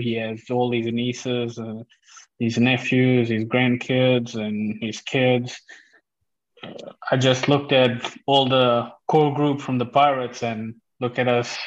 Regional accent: South Africa; also born or lived in Portugal; now in Netherlands; I come from South Africa and we played rugby there

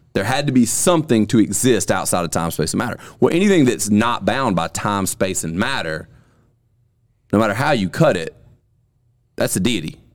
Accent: Alabama, United States; born and raised in Alabama

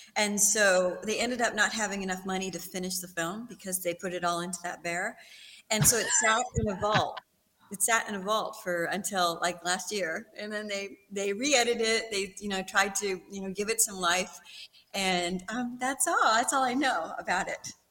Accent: Texas, United States; moved away; also born or lived in Big Bear, California; I was raised in Texas, so I'm back home

